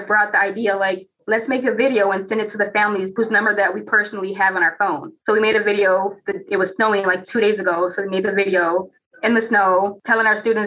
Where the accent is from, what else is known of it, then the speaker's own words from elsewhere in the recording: Minneapolis, Minnesota, United States; I grew up in Minneapolis Public Schools District